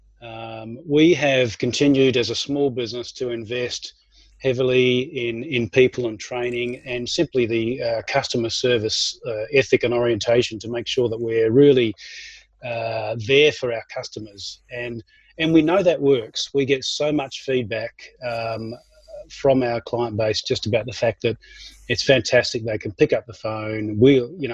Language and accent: English; Australia; moved away as an adult; now in Auckland, New Zealand; And I may be an Aussie, but I need to let you know that I'm also a Kiwi. So I've been here for 20 years now